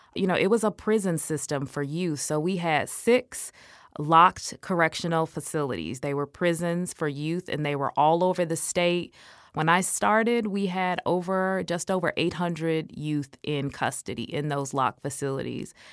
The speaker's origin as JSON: {"language": "English", "region": "Illinois", "country": "United States", "tie": "born or raised there", "said": "Illinois because it was my home state"}